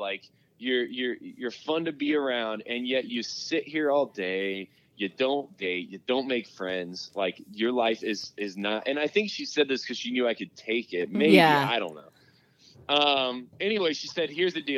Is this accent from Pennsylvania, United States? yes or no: no; Indiana, United States; moved away as an adult; now in Denver, United States; I grew up in Indiana. I moved to Denver out of college to pursue a job out here.